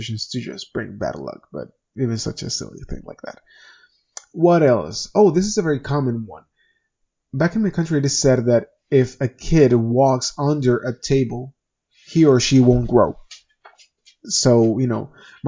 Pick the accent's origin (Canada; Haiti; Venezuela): Venezuela; moved away; I come from Venezuela. And back in my country